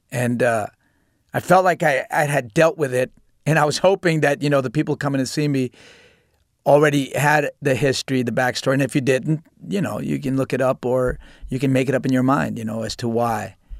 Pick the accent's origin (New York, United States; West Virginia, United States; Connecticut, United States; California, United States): New York, United States; New York City; just growing up in New York City and just how aggressive, you know, my situation was at home and outside and how you survive it